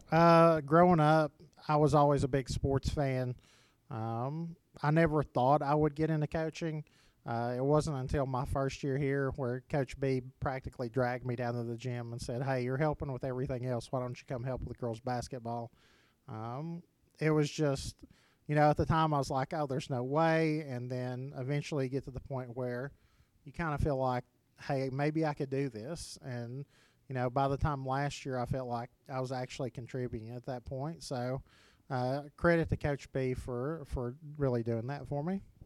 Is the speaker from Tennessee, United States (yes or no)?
yes; Oliver Springs, Tennessee, United States; I got to go back home and, and coach in Oliver Springs